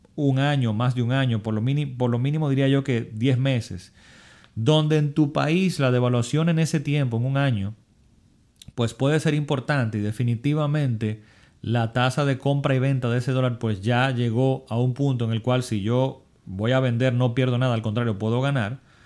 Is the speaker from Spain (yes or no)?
no; Dominican Republic; mi país, en República Dominicana